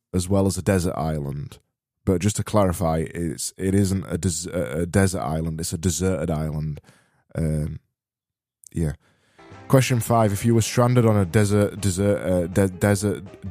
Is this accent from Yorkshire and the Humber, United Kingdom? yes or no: yes; Barnsley, Yorkshire and the Humber, United Kingdom; I am from Barnsley and we extend our vowels until they're desperately trying to not exist anymore